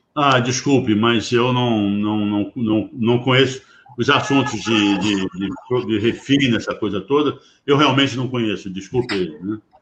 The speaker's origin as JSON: {"language": "Portuguese", "country": "Brazil", "said": "Eu como brasileiro"}